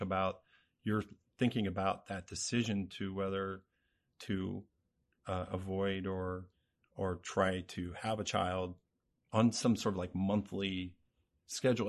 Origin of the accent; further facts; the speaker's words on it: Cincinnati, Ohio, United States; now in Lancaster, United States; I'm from the Cincinnati area